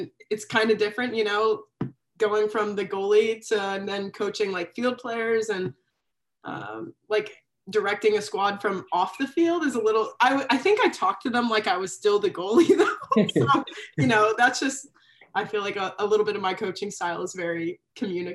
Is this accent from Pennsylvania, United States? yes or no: yes; Sinking Spring, Pennsylvania, United States; moved away as an adult; now in Ohio, United States; Sinking Spring is right outside the city of Reading. So we're not in the city of Reading, but we're like right outside.